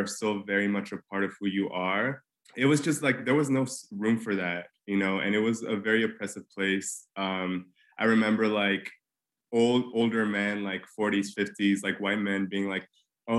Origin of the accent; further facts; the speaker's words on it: Mexico City, Mexico; moved away as an adult; now in New York City, United States; I grew up in Mexico City.